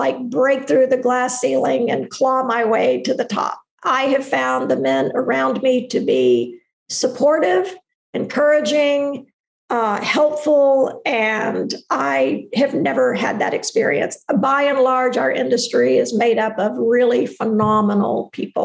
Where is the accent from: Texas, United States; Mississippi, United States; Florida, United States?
Texas, United States; I'm from Texas